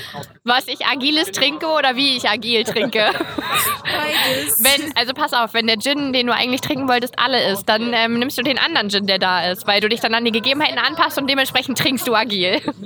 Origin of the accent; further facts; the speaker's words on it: Portugal; moved away; aus Porto, meinem Heimatland